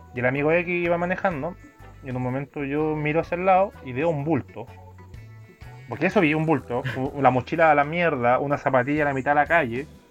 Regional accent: Chile

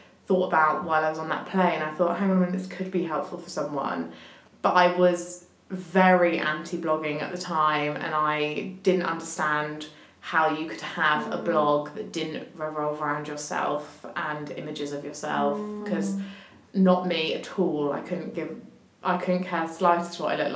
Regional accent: Hampshire, South East England, United Kingdom; I grew up in Hampshire

